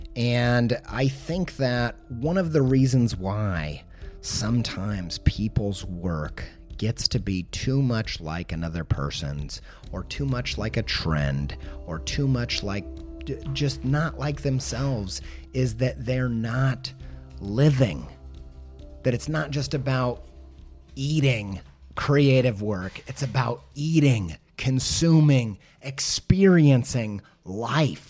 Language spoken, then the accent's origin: English; Indiana, United States; I'm from Indiana